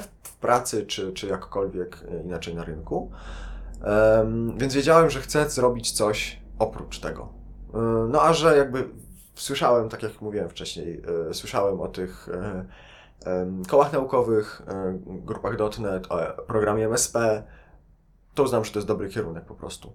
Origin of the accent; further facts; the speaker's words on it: Lublin, Lublin Voivodeship, Poland; moved away as an adult; now in Warsaw, Poland; Ja generalnie nie jestem z Warszawy, jestem z Lublina.